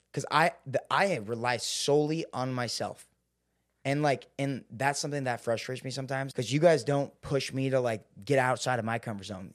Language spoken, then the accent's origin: English; Seattle, Washington, United States; I grew up in Seattle.